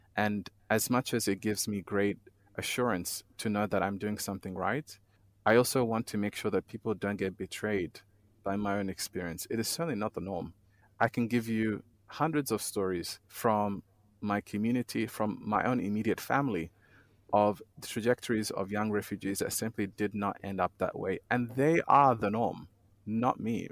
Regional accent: Australia; born or raised there; moved away as an adult; also born or lived in Somalia / Kenya; now in Geneva, Switzerland

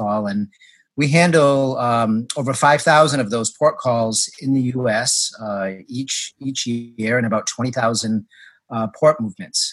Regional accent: Massachusetts, United States; moved away as an adult; also born or lived in Rhode Island; now in Houston, United States; growing up in Massachusetts and Rhode Island

